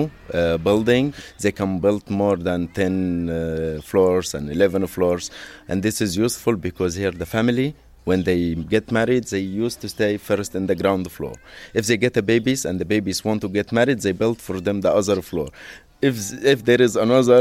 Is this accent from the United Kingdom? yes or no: no; Luxor, Luxor Governorate, Egypt; I'm from Luxor, born here